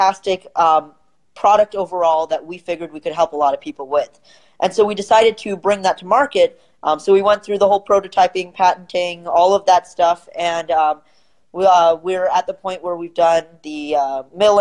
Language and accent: English; St. Louis, Missouri, United States; I'm from St. Louis, Missouri. And here we have a lot of small kind of the mom and pop stores